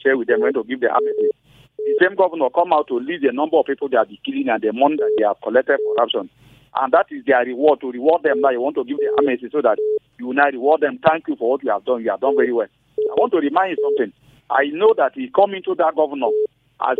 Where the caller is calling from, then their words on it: Abuja, Federal Capital Territory, Nigeria; I'm calling from Abuja